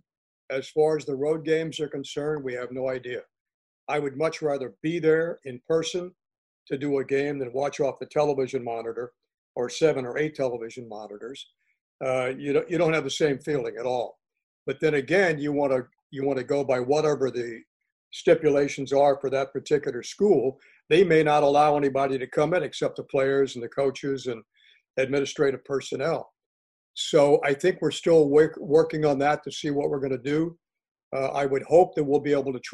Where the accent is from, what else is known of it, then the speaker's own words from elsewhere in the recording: Miami, Florida, United States; moved away; my home state